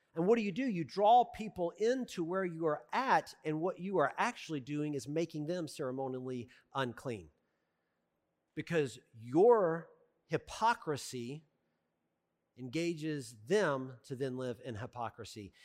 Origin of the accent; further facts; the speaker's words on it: the South, United States; I'm from the South